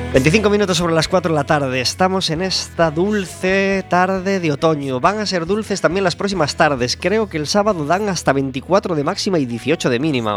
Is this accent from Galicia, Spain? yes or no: yes; Galicia, Spain; Somos los gallegos